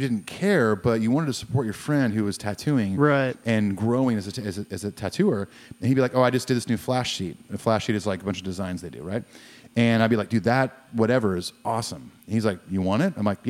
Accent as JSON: {"language": "English", "region": "California", "country": "United States", "tie": "born or raised there", "moved": "yes", "said": "growing up in California."}